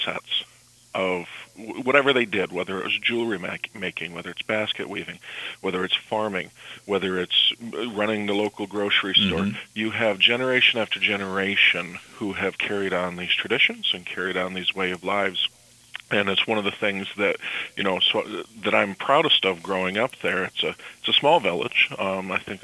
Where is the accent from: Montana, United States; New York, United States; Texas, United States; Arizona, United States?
New York, United States; Croghan; now in Albany, United States; I'm from Croghan, New York, in northern Lewis County up in the Adirondacks